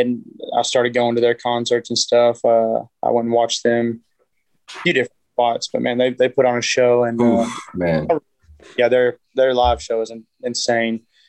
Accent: Edgewood, Texas, United States; I'm from Edgewood, which is probably maybe an hour and 15 minutes north of there

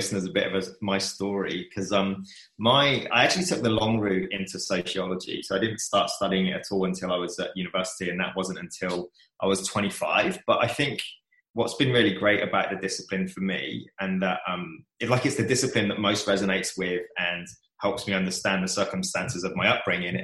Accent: Kent, South East England, United Kingdom; born or raised there; moved away as an adult; now in Melbourne, Australia

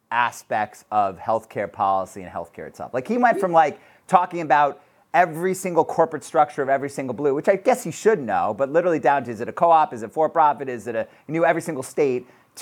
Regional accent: Boston, Massachusetts, United States; Listen, as a Bostonian, this guy is like a leader in our city.

